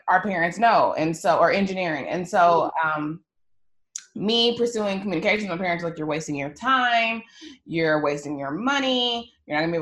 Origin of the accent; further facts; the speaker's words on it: Texas, United States; I'm from Texas